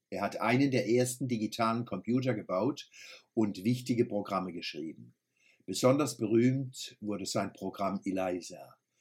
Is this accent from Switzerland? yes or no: no; Kurpfalz, Germany; accent: Kurpfälzisch; first language Kurpfälzisch; unserem Kurpelzer Dialekt